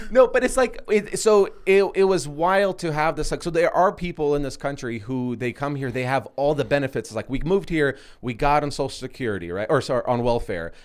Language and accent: English; Seattle, Washington, United States; moved away; I grew up in Seattle